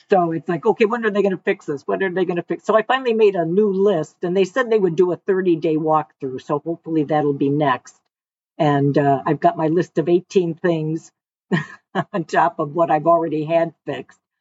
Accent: Detroit, Michigan, United States; moved away as an adult; also born or lived in Westland, Michigan / Florida; now in Savannah, United States; born in semi raised in Detroit. Then we moved to the west side uh, to a small town called Westland, right outside of Livonia.

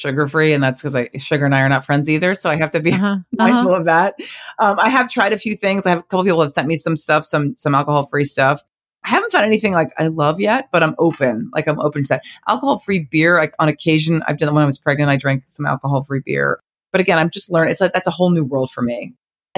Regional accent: New Jersey, United States; I grew up right outside New Jersey

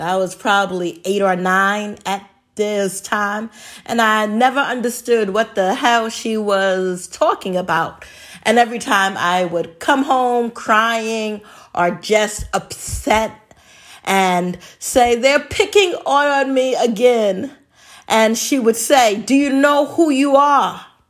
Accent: New York City, New York, United States; when I was a little kid growing up in the Bronx

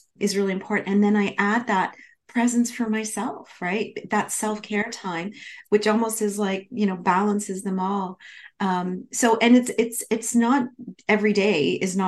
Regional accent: Canada; I'm from Canada, so at the University of Toronto at the School of Management there

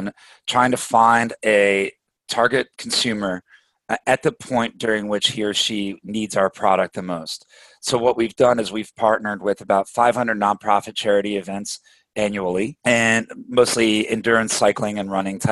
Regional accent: Washington, D.C. area, United States; also born or lived in Belgium / Rochester, New York; We moved to the States, grew up in the Washington, D.C. area

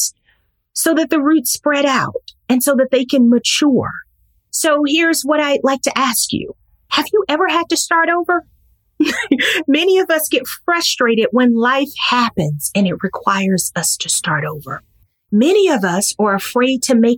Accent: Mississippi, United States; my hometown in Mississippi

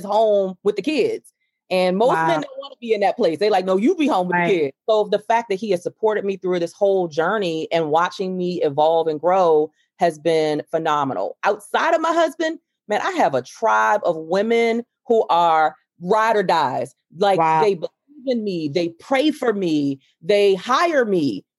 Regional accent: Baltimore, Maryland, United States; I grew up in Lafayette Projects in Baltimore, Maryland

